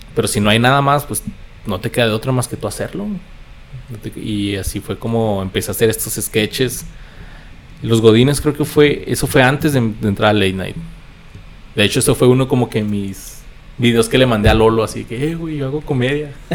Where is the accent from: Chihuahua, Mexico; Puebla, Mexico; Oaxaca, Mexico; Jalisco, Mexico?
Chihuahua, Mexico; Ciudad Juárez; also born or lived in Mexico City / El Paso, Texas, United States; la vida me trajo de, regreso a, Ciudad Juárez.